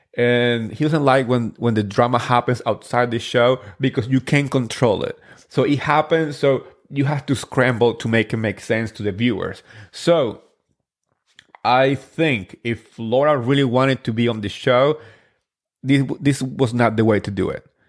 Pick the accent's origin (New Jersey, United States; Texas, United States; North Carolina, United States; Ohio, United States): New Jersey, United States; I'm from Jersey